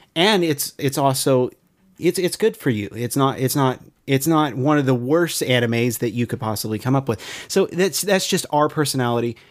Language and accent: English; California, United States; it's my home state